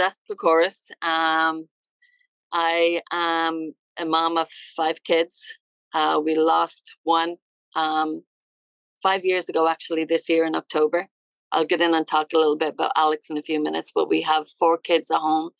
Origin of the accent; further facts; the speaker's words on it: Dublin, Leinster, Ireland; moved away as an adult; now in United States; I'm from Ireland. Yeah, I'm from Dublin, Ireland.